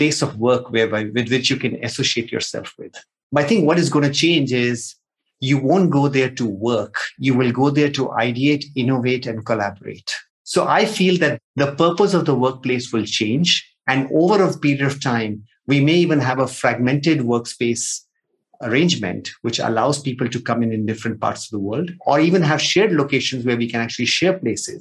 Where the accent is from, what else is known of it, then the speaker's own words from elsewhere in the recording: Nigeria; moved away; also born or lived in India; I've been born and brought up in Nigeria, grew up there, then moved to India, did my chartered accountancy